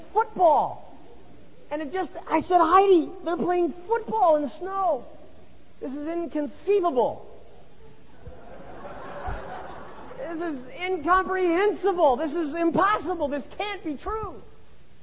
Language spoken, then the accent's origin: English; Solvang, California, United States; moved away; also born or lived in Glendale, California; I grew up in the San Ynez Valley, just above Santa Barbara